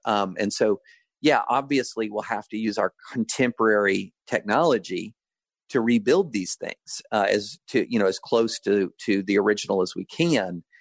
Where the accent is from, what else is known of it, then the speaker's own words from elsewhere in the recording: United States; I'm an American.